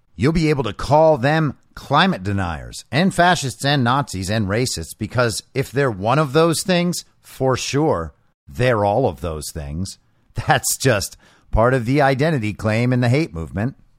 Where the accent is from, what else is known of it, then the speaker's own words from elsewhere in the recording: Southern California, United States; moved away; also born or lived in Los Angeles; I'm from Southern California